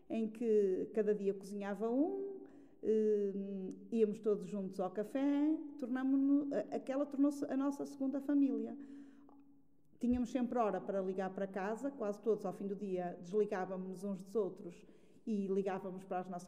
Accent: Alentejo, Portugal; E encontrei logo lá outra colega que vinha do Alentejo, mas de, do Baixo Alentejo, e combinamos, porque éramos da mesma área, sem nos conhecermos, mas de arranjar uma casa juntas para cada uma não ficar eh, sozinha.

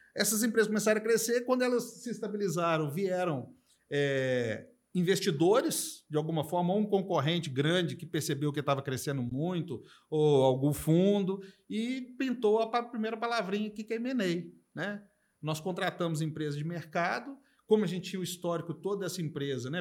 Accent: Minas Gerais, Brazil; also born or lived in São Paulo; Eu nasci em São Paulo, fui criado em Minas, mas nasci em São Paulo

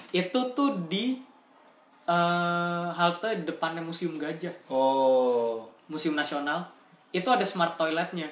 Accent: Jakarta, Indonesia; saya sebagai warga Jakarta

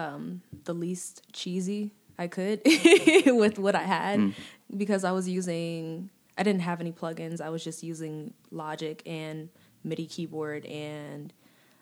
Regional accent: Kansas City, Kansas, United States; I'm born and raised in Kansas City. I grew up in Kansas City, Kansas, mm-hmm. Wyandotte County.

